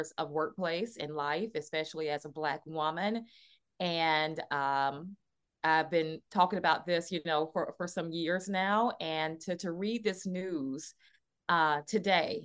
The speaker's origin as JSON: {"language": "English", "region": "Alabama", "country": "United States", "moved": "yes", "lives_now": "New York, United States", "said": "I'm from Alabama originally."}